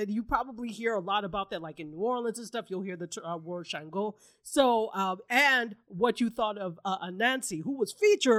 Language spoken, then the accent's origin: English; Nigeria; I'm Nigerian.